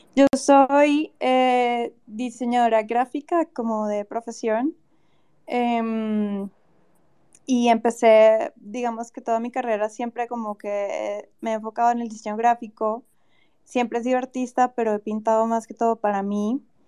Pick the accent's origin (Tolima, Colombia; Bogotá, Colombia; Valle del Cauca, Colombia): Valle del Cauca, Colombia; Cali; also born or lived in Bogotá; yo soy de Cali y estoy como en proceso de mudanza a Bogotá